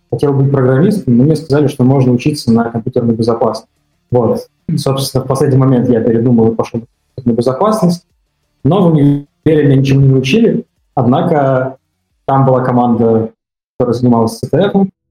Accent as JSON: {"language": "Russian", "town": "Tomsk", "region": "Tomsk Oblast", "country": "Russia", "said": "я сам из Томска"}